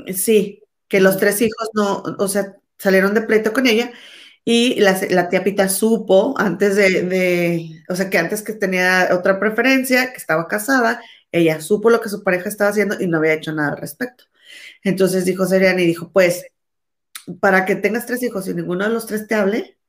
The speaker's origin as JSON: {"language": "Spanish", "town": "Monterrey", "region": "Nuevo León", "country": "Mexico", "moved": "yes", "said": "tú y yo somos mexicanas, pero no vivimos ahí."}